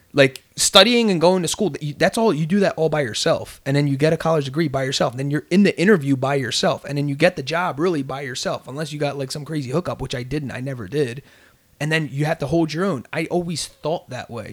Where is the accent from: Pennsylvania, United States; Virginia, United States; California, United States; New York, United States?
Pennsylvania, United States; Bristol; also born or lived in Delaware County, Pennsylvania; I rep Bristol through and through. That was where I was raised.